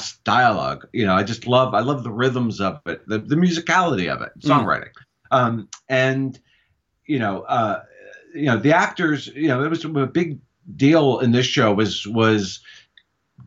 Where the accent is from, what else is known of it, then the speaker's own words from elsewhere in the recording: California, United States; also born or lived in New York; we moved out to California when I was three